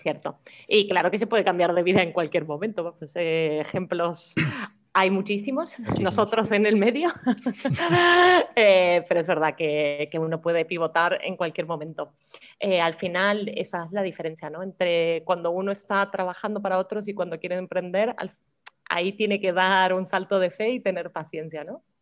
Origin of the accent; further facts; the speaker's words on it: Argentina; now in Málaga, Spain; como argentinos lo tenemos muy incorporado